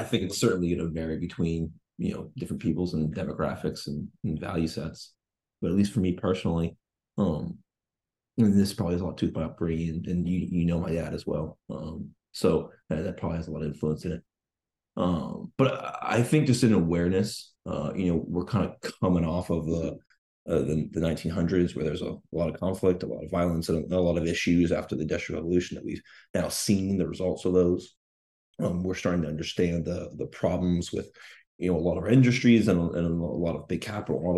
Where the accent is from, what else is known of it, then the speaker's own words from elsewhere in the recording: Charlottesville, Virginia, United States; I'm from Charlottesville, Virginia